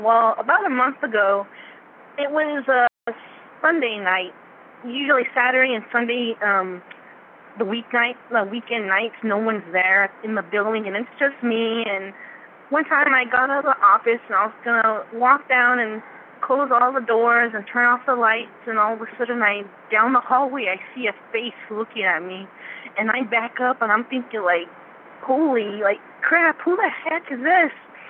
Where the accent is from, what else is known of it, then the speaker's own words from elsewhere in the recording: Denver, Colorado, United States; also born or lived in Arizona / Utah / New Mexico / Virginia; now in New York, United States; And I graduated high school. And then from there, I mean, I'm from Colorado, from Denver, Colorado. And I've lived, like, Utah, New Mexico. I even lived in Virginia for a while with my sister.